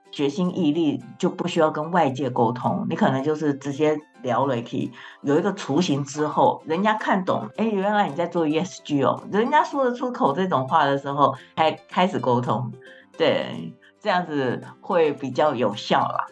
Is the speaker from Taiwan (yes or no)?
yes; Hualien, Hualien County, Taiwan; moved away as an adult; also born or lived in Shanghai; 我就是吃石头饭长大的花莲小孩